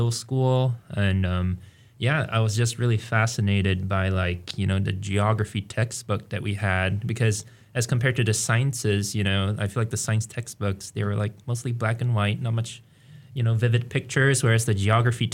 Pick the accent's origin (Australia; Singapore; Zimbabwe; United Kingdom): Singapore; moved away as an adult; now in Fairbanks, United States; I am originally from Singapore, and that's where I was born and raised